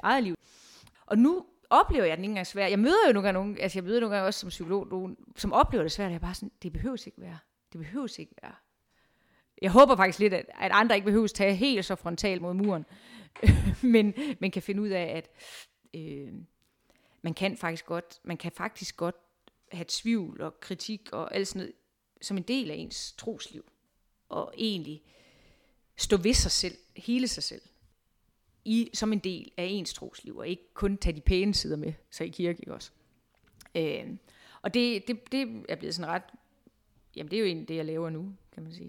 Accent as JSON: {"language": "Danish", "town": "Viborg", "region": "Central Denmark Region", "country": "Denmark", "also_born_or_lived": "Amager, Copenhagen", "moved": "as an adult", "lives_now": "Copenhagen, Denmark", "said": "Jeg kommer fra Viborg, hvor jeg egentlig har været øh, butiksuddannet"}